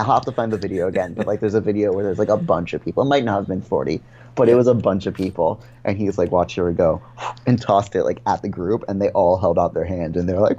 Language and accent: English; Florida, United States; Yeah, well, see, for me, is I've only ever lived in Florida.